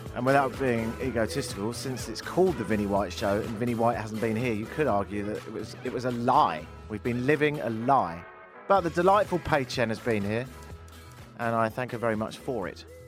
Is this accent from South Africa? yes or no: no; London, United Kingdom; moved away as an adult; also born or lived in Toronto, Canada; now in Canada; I'm from London, but I've been living here ten years